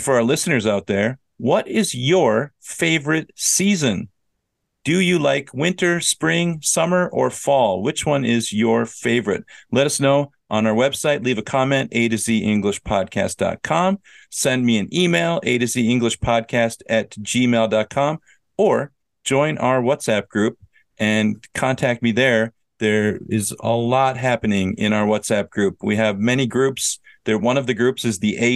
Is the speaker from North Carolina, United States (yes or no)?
no; Minnesota, United States; I'm from Minnesota. I know winter.